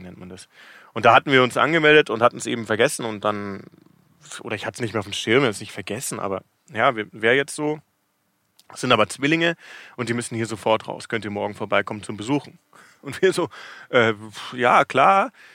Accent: Munich, Bavaria, Germany; moved away as an adult; now in Cape Town, South Africa; Ich bin aus München ursprünglich.

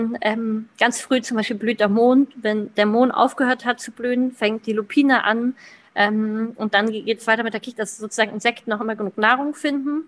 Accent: Klein Schneen, Lower Saxony, Germany; 28 Jahre alt und komme aus Kleinschneen. Das ist ein kleines Dorf mitten in, Nieder in Deutschland sozusagen, also in Südniedersachsen.

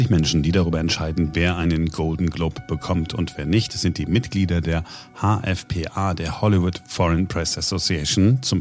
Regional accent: Germany; Ja, wir sind halt Deutsche und wir machen es korrekter als die anderen oder versuchen es zumindest.

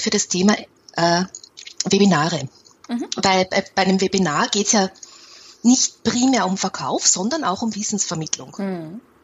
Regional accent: Austria; ich bin ja eine Österreicherin

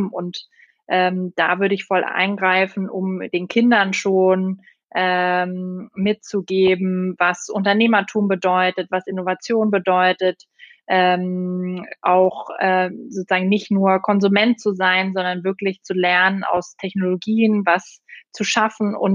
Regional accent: Austria; Ich bin Österreicherin. Ich weiß gar nicht, ob das geht, Alex.

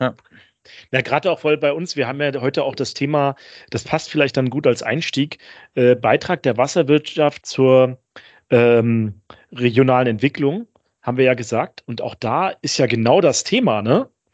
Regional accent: Northern Germany, Germany; wir sind ja Norddeutsche, also Daniel und ich

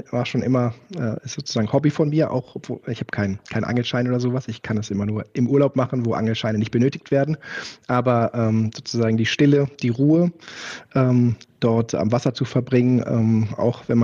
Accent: Göttingen, Lower Saxony, Germany; Göttingen ist ja mein Geburtsort, wo ich äh, bis zu meinem 20. Lebensjahr gewohnt habe.

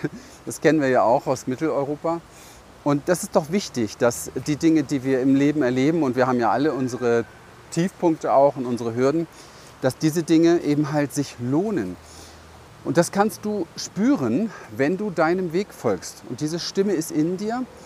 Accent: Berlin, Germany; ich bin in Berlin aufgewachsen, im Hinterhof

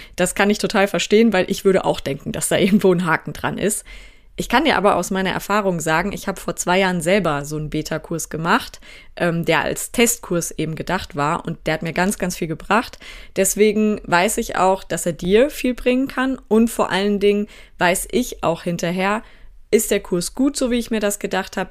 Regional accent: North Rhine-Westphalia, Germany; ich aus Westfalen

